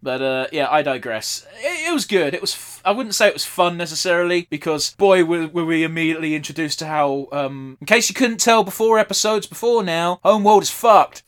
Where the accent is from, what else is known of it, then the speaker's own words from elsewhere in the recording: United Kingdom; we're British, we're used to the class system